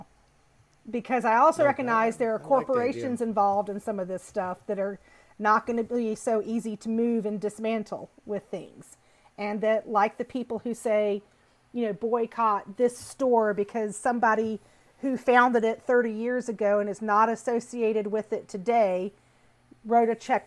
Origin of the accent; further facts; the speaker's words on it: Pensacola, Florida, United States; moved away; I grew up in Pensacola. Those are the beaches of my childhood